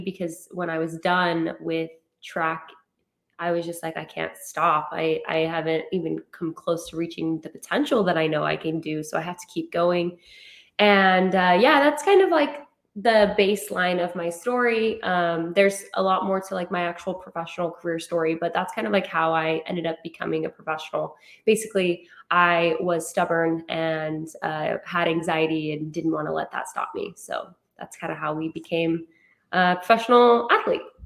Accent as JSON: {"language": "English", "town": "Rexburg", "region": "Idaho", "country": "United States", "tie": "born or raised there", "moved": "yes", "lives_now": "San Diego, United States", "said": "I'm from Idaho, um, Rexburg, Idaho, and kind of just grew up in you know a typical like you kind of know everybody uh, at home"}